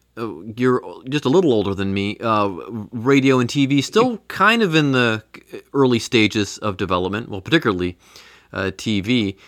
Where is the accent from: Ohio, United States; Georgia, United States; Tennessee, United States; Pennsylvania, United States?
Ohio, United States; Mentor; now in Cincinnati, United States; I'm from Mentor up near Cleveland.